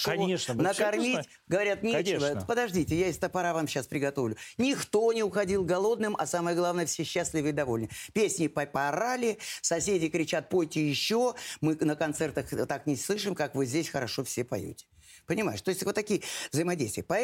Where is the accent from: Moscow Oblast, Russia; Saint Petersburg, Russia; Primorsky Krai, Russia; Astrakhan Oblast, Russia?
Astrakhan Oblast, Russia; moved away as an adult; also born or lived in Volga region; now in Moscow, Russia; Нет, я из, из Астраханской области. Астраханской да.